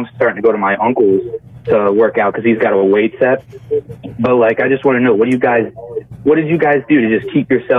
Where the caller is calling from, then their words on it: Pennsylvania, United States; I'm in PA.